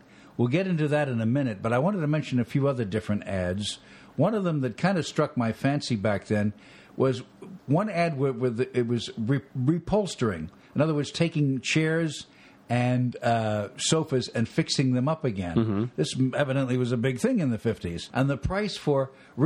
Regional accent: New York area, United States; I grew up in the New York area

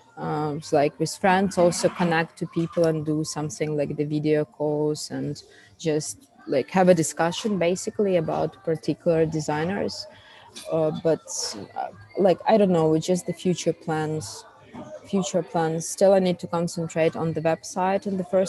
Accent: Ukraine; accent: Russian speaking accent; English is a second language; also born or lived in Switzerland; now in Kyiv, Ukraine; I'm Ukrainian and I have this like Russian speaking accent

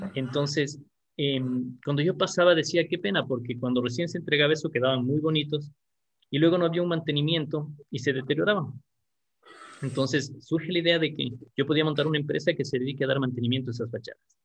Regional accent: Quito, Pichincha, Ecuador; Yo nací aquí en Quito, en, la capital del Ecuador, y tengo actualmente 41 años.

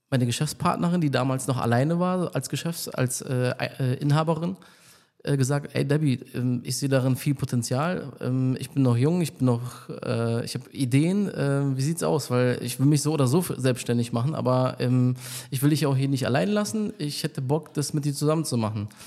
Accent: Berlin, Germany; ähm, bin aus Berlin, also ich bin hier aufgewachsen, ich bin seit äh, äh hier.

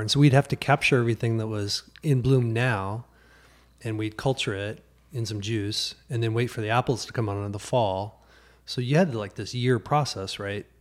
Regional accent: Trenton, Missouri, United States; moved away; I grew up in Missouri

